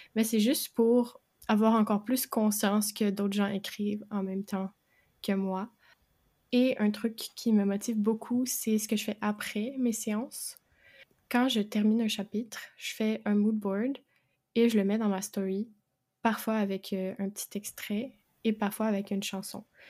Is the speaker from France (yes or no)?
no; Quebec, Canada; je suis québécoise